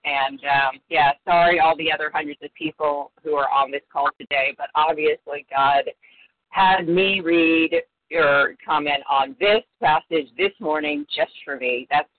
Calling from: California, United States; Hi, this is … from Northern California

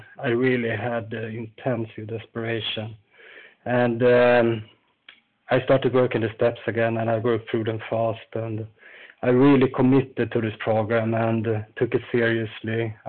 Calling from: Falun, Dalarna County, Sweden; I'm calling from Falun in Sweden.

